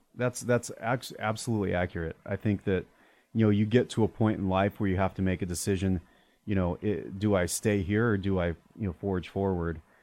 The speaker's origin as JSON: {"language": "English", "region": "Arizona", "country": "United States", "tie": "born or raised there", "also_born_or_lived": "Prescott, Arizona", "said": "I grew up in Arizona"}